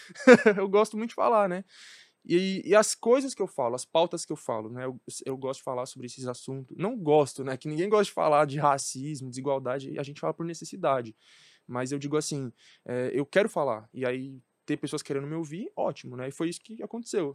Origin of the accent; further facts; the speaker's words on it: São Paulo, Brazil; Cresci na Brasilândia, onde eu morava, não se falava sobre política